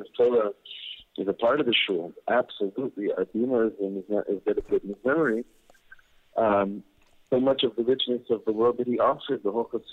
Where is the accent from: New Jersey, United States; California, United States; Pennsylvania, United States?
California, United States; Los Angeles; I'm from Los Angeles, so I grew up in going to Universal Studios a lot